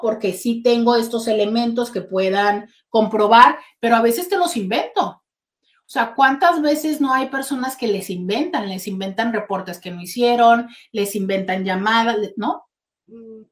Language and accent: Spanish; Mexico; somos los mexicanos